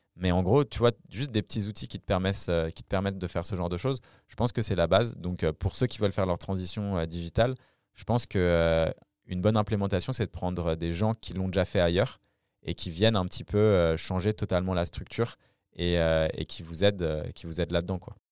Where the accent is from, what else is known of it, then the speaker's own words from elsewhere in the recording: France; accent: French; mon accent français